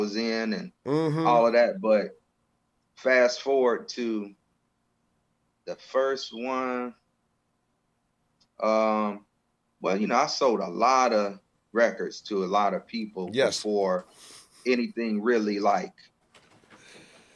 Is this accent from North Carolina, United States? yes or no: yes; North Carolina, United States; I was in North Carolina. I'm really originally from North Carolina